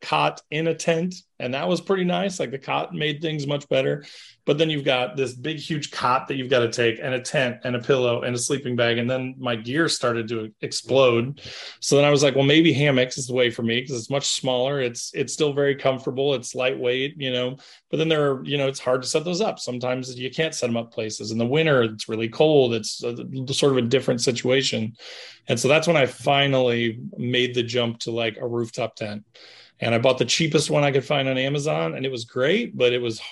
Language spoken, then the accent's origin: English; Southern Indiana, United States; when I was a kid, I grew up in Southern Indiana